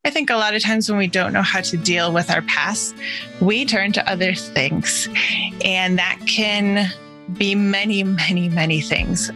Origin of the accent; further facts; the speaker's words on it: Wisconsin, United States; moved away; I grew up mostly in Wisconsin